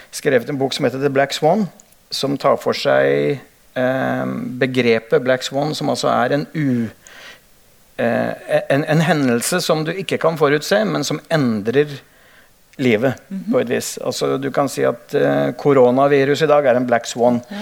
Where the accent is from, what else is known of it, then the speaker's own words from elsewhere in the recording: Hønefoss, Buskerud, Norway; jeg vokste opp i Hønefoss